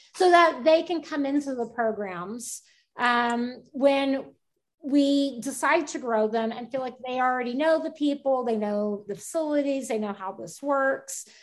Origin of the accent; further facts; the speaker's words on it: Houston, Texas, United States; now in Kendall County, United States; I'm originally from Houston.